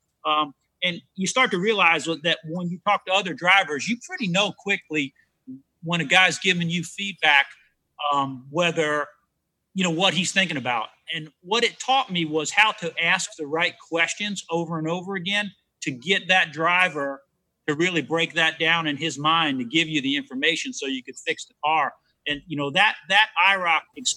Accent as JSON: {"language": "English", "region": "New Jersey", "country": "United States", "said": "I'm from New Jersey"}